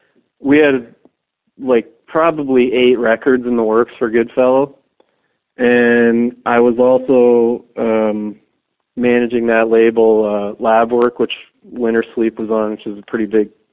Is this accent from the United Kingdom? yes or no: no; Canada; at first I'd be like, well, you know, I'm from Canada, and, you know, I don't really have great distro over in the U.S., because no one was really interested in distroing a Canadian hardcore label then.